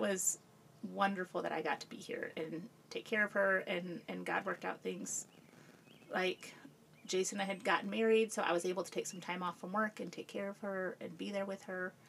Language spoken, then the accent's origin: English; Peoria, Illinois, United States; moved away as an adult; also born or lived in Chicago, Illinois / South Carolina; I grew up in Peoria. Okay. Um, that's where I grew up and lived there